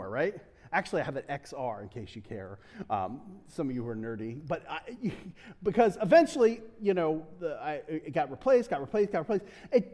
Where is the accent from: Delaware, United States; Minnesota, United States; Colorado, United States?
Delaware, United States; also born or lived in Pittsburgh / New England; I'm from Delaware, so we don't get a lot of snow